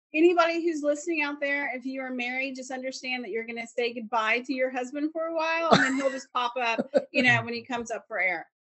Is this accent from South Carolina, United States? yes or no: yes; South Carolina, United States; moved away; I grew up in South Carolina